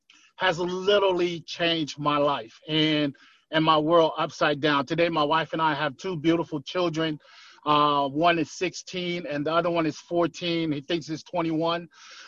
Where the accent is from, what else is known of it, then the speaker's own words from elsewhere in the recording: Inglewood, California, United States; also born or lived in Tonga; now in Kailua, United States; Growing up in Inglewood, California, I watched people, some of my friends didn't have a dad.